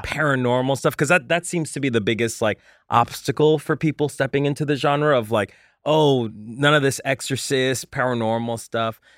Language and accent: English; Colombia; moved away; I'm from Colombia, um, and I n, and I lived very poor